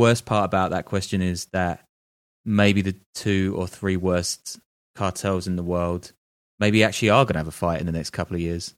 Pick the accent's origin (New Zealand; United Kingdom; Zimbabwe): United Kingdom; moved away as an adult; also born or lived in London / Dubai / New York / Berlin; I'm British